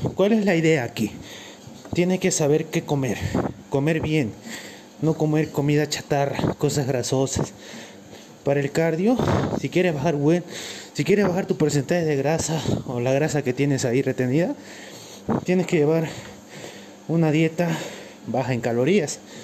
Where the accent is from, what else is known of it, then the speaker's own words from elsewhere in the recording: Cochabamba, Bolivia; Soy de Cochabamba, Bolivia.